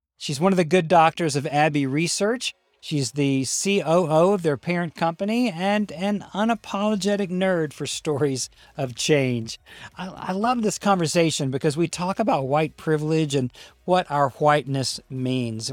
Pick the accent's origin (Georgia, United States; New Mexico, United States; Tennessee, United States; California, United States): Tennessee, United States; Memphis; also born or lived in Birmingham, Alabama; We moved from Birmingham, Alabama, when I was a child to Memphis, Tennessee